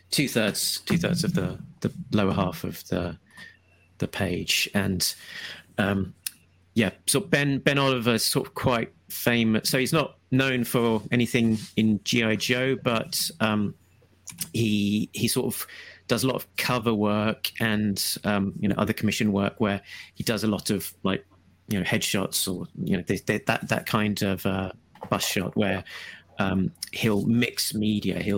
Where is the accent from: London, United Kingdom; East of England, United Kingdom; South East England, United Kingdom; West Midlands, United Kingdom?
South East England, United Kingdom; Brighton; In Brighton, my hometown